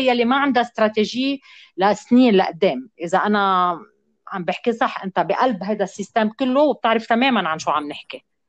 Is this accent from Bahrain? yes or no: no; Lebanon